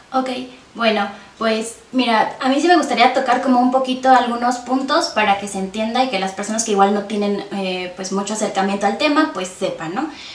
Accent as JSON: {"language": "Spanish", "town": "Tasquillo", "region": "Hidalgo", "country": "Mexico", "tie": "born or raised there", "moved": "yes", "lives_now": "Pachuca, Mexico", "said": "yo soy originaria de Tasquillo, como ya lo mencionaste, eh, actualmente radico en Pachuca"}